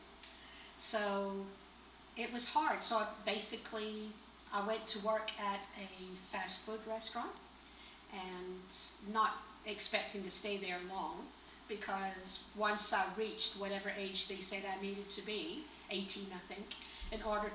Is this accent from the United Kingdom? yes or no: yes; Scotland, United Kingdom; now in United States; I'm from Scotland